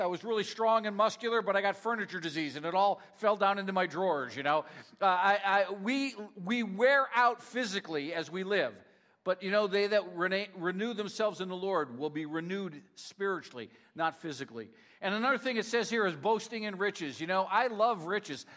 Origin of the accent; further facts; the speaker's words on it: Northeast Pennsylvania, United States; moved away; I'm from Northeast Pennsylvania, so uh, Rhonda always teases me uh, that I say strength wrong